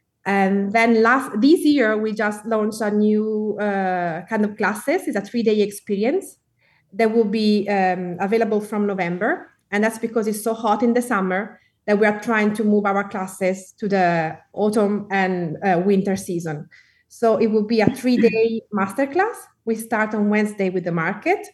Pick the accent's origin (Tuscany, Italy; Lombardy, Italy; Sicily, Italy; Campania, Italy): Tuscany, Italy; accent: Italian; English is a second language; with my Italian accent.